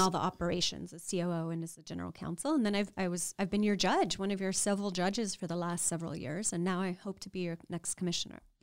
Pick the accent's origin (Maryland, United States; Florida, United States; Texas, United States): Texas, United States; Laredo; growing up in South Texas on the U S-Mexico border in Laredo, and as a, I'm a proud Mexican American